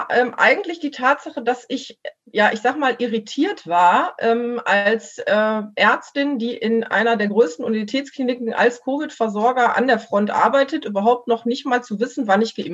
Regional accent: Mülheim, North Rhine-Westphalia, Germany; dass hier jetzt in Mülheim, ich komme aus Mülheim, ähm, äh, die Altenheime geimpft worden sind

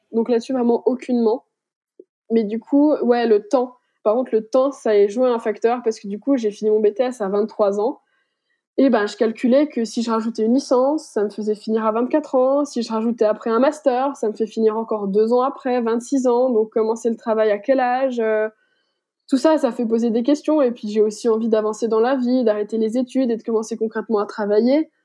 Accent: Besançon, Bourgogne-Franche-Comté, France; je suis franc-comtoise, je suis de Besançon

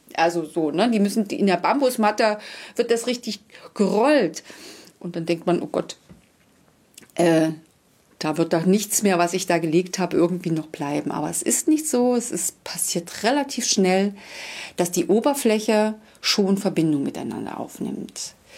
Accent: Wangelin, Mecklenburg-Vorpommern, Germany; now in Basthorst, Germany; ursprünglich äh, komme ich aus Wangelin, das ist in der Nähe von Plau am See

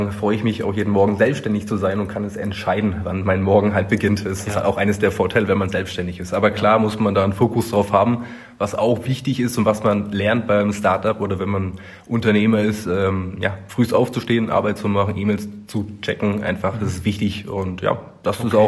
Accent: Berlin, Germany; born there; 35 Jahre alt, ledig, kinderlos, nicht geschieden äh, also noch zu haben, 1984 geboren in Berlin-Köpenick.

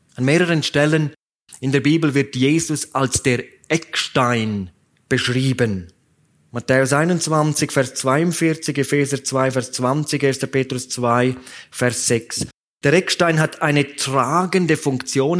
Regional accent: Graubünden, Switzerland; die Bahn, die in meiner Heimat hin und her fährt

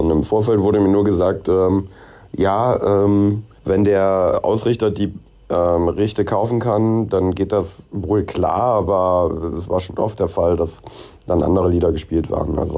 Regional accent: Cologne, North Rhine-Westphalia, Germany; aber ich bin Kölner und identifiziere mich damit

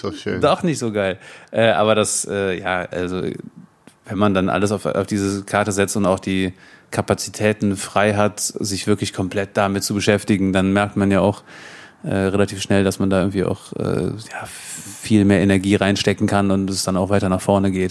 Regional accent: Bergisches Land, North Rhine-Westphalia, Germany; also born or lived in Cologne; Ich bin hier geboren in Köln tatsächlich, Köln? aber aufgewachsen im Bergischen Land.

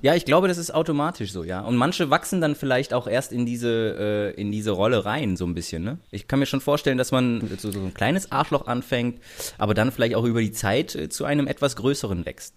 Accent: Germany; so wird man halt direkt als Deutscher identifiziert, ne, im Ausland

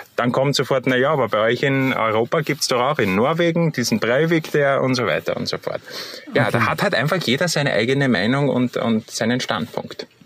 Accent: Austria; bei uns in Österreich

